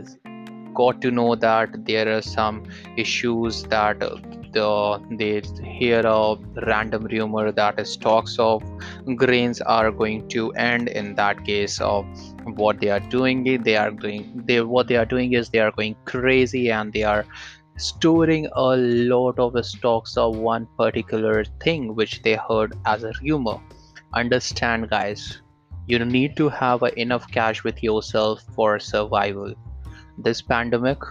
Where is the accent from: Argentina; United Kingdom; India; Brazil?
India; I'm from India